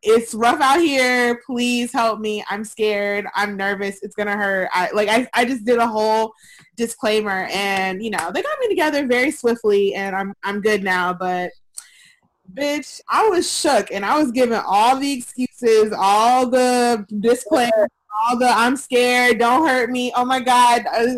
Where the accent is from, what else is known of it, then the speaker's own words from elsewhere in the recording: Georgia, United States; moved away; My home state of Georgia